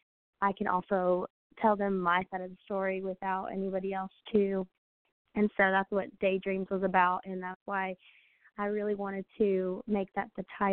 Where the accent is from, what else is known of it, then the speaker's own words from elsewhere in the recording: Cincinnati, Ohio, United States; moved away as an adult; now in Nashville, United States; I'm originally from Cincinnati, Ohio, and I ended up moving down here after I graduated high school